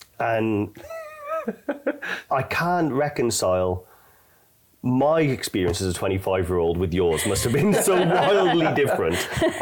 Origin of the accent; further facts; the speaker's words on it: Newport, Wales, United Kingdom; I didn't grow up on a farm, but I grew up in Newport